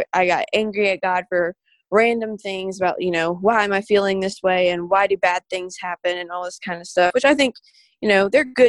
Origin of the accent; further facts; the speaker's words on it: Birmingham, Alabama, United States; I'm from Birmingham, Alabama.